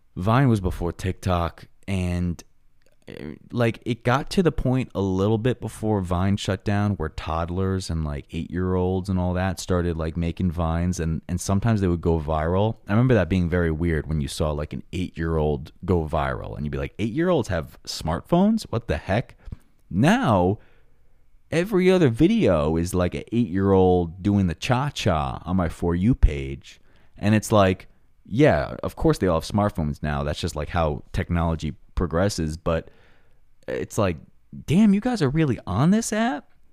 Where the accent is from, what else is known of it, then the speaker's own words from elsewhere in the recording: Long Island, New York, United States; my hometown of Long Island, New York